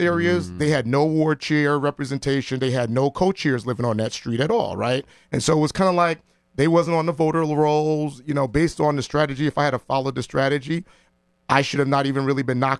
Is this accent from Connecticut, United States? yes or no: yes; New Haven, Connecticut, United States; growing up in New Haven